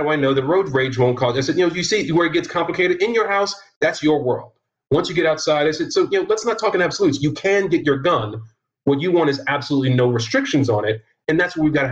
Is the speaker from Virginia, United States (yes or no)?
yes; Virginia, United States; I'm from Virginia